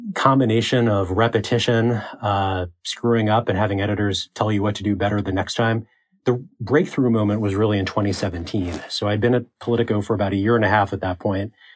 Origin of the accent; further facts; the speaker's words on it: Baltimore, Maryland, United States; I'm from Baltimore uh, and interned at the Baltimore Sun when I was in high school.